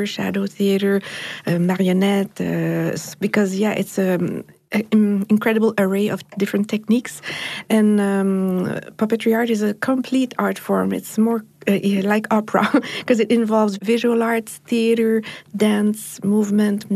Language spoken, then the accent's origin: English; Montreal, Quebec, Canada; I come from Montreal in Canada